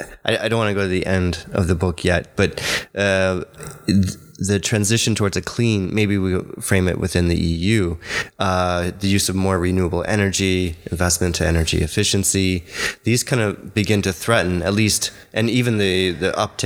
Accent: Hungary; accent: Hungarian; My Hungarian accent.

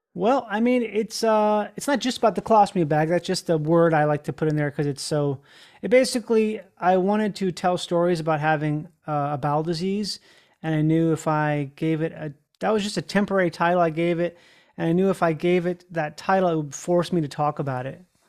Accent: Rochester, Minnesota, United States; I grew up in Rochester, Minnesota

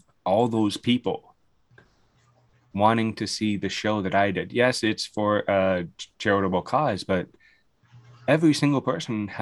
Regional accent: London, Ontario, Canada; born or raised there

